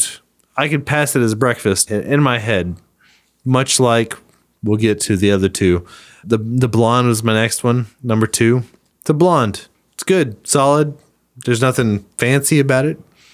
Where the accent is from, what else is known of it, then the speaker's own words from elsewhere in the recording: Kansas, United States; I'm from Kansas.